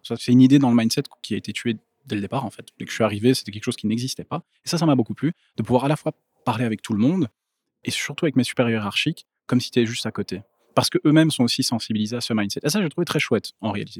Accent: Brussels, Brussels-Capital Region, Belgium; now in Ghlin, Belgium; je viens à la base de Bruxelles, mais j'habite maintenant à Glin

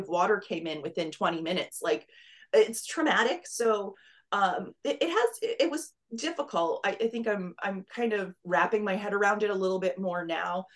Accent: Pennsylvania, United States; moved away as an adult; also born or lived in Rochester, New York; now in Southwest Florida, United States; I grew up in Pennsylvania, so that's where I'm originally from

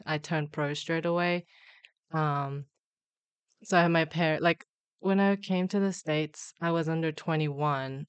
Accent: Australia; also born or lived in Busan, South Korea; moved to Australia

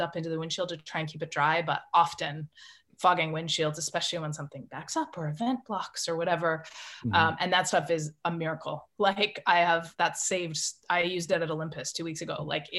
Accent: Canada; accent: Canadian; But my Canadian accent is, it comes back if I've had a couple drinks, if I'm with Canadians

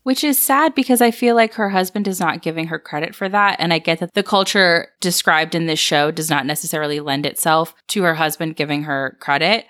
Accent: Atlanta, Georgia, United States; growing up in the South, there was such society built around which church you went to. At least that was the culture in Atlanta where I grew up

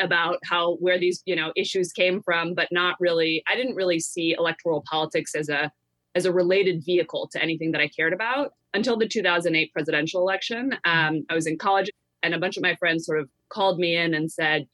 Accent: Bay Area, California, United States; I grew up in a very progressive community in the Bay Area

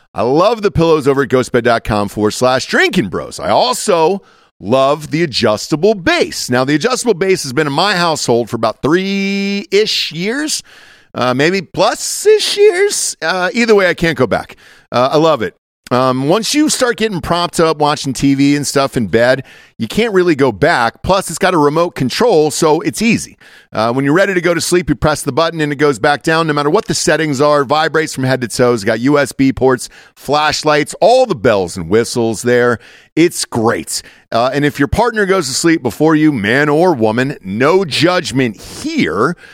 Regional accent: the South, United States; moved away; I'm from the South, so, like, you kinda just drove out into the woods

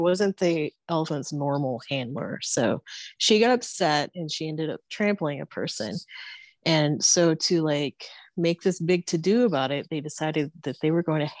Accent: Erwin, Tennessee, United States; born or raised there

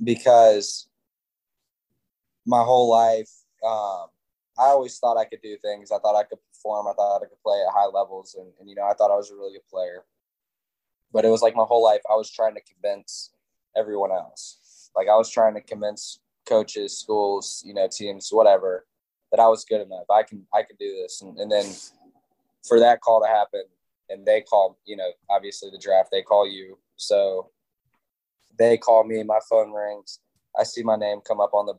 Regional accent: Gwinnett, Georgia, United States; I grew up in Gwinnett

